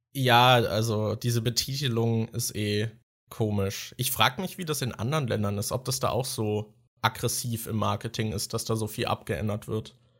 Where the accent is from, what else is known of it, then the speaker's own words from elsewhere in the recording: Germany; als Deutscher